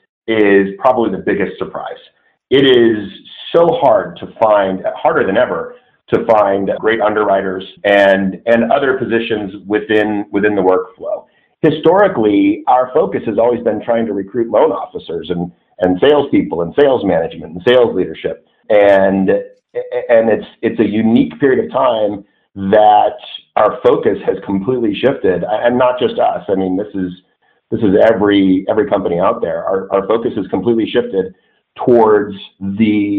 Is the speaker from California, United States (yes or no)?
yes; Southern California, United States; I grew up in Southern California